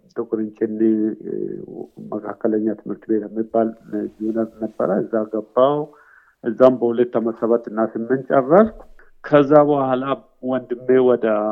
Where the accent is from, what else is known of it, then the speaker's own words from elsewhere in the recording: Tikur Inchini, West Shewa, Oromia, Ethiopia; moved away as an adult; also born or lived in Kenya; now in Melbourne, Australia; እዛው አካባቢ ነው እንግዲህ ተወልጄ ያደግኩት ገጠር ነው።